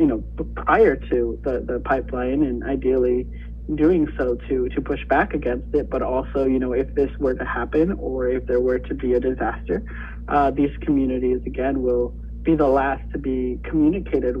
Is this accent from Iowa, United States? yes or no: yes; Sioux City, Iowa, United States; my hometown Sioux City